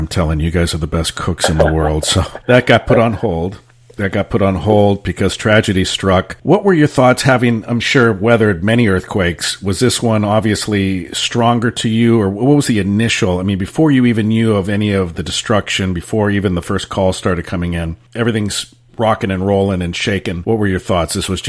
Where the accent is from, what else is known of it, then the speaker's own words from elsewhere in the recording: San Francisco, California, United States; growing up in San Francisco, earthquakes happened all the time